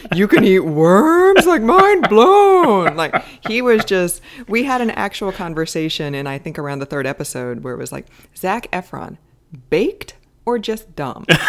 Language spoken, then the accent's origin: English; United States; I'm American